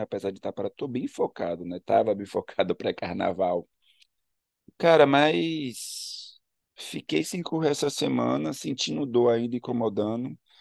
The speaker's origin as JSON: {"language": "Portuguese", "town": "Ilhéus", "region": "Bahia", "country": "Brazil", "also_born_or_lived": "Salvador", "said": "Eu sou baiano, eu sou de Ilhéus, do sul da Bahia, mas eu morei nove anos em Salvador"}